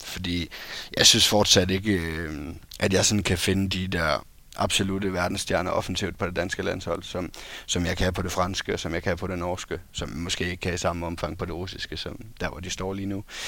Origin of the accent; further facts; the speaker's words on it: Esbjerg, Southern Denmark, Denmark; jeg er fra Esbjerg